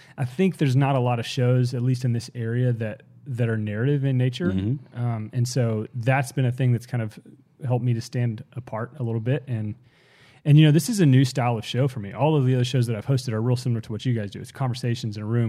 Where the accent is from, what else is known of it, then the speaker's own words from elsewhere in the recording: Fort Worth, Texas, United States; moved away as an adult; now in Houston, United States; I'm from the Dallas-Fort Worth area, specifically Fort Worth